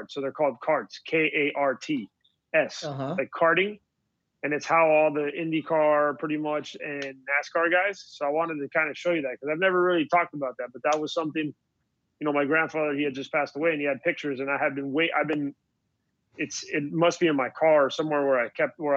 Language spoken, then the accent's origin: English; United States; my parents are born in Cuba and I was born in the United States